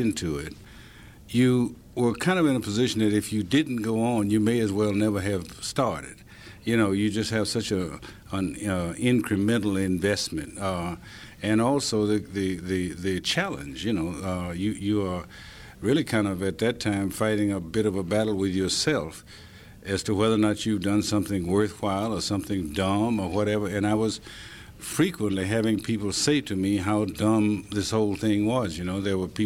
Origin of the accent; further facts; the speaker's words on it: Tennessee, United States; also born or lived in Ithaca, New York; we sure did in Tennessee